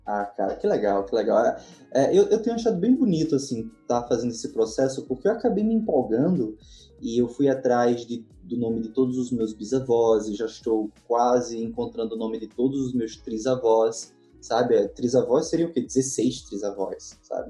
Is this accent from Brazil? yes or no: yes; Northeast Brazil, Brazil; eu particularmente, que sou do Nordeste brasileiro